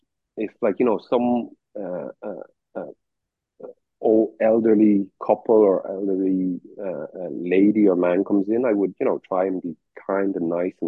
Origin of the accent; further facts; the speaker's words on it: Ireland; accent: Irish; moved away as an adult; now in Hong Kong; Emigrated to Ireland in the mid-80s, and lived there for the majority of my life.